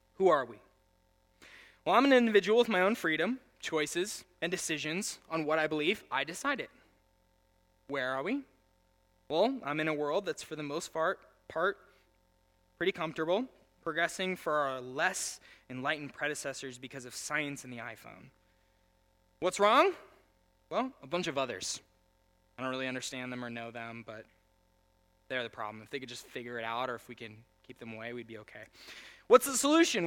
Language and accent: English; United States; I'm the only American